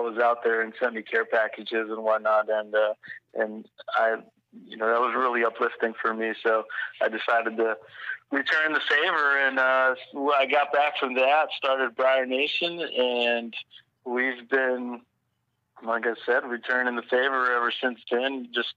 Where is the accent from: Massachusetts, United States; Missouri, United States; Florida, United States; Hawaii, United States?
Massachusetts, United States; moved away as an adult; also born or lived in Norfolk, Virginia; now in Jacksonville, United States; I'm from Massachusetts originally, but I was stationed in Virginia